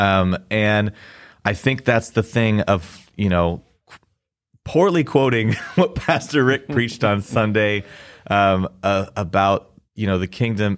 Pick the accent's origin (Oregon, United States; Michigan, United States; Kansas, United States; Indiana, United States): Kansas, United States; I'd pretty much been in Kansas my whole life